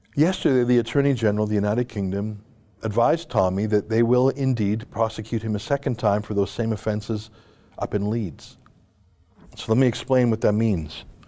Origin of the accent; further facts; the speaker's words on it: Canada; as a Canadian